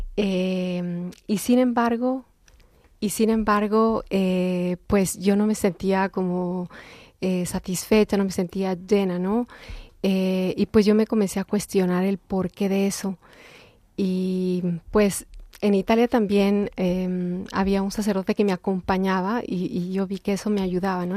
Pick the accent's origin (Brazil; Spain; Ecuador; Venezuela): Ecuador; Quito, Pichincha; moved away; soy ecuatoriana, nací en Quito, Ecuador.